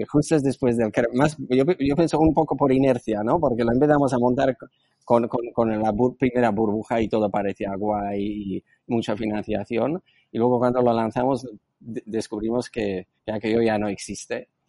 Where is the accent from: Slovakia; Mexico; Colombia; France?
Slovakia; Spanish is a second language; moved away as an adult; now in Spain; yo nací en antigua Checoslovaquia, soy eslovaco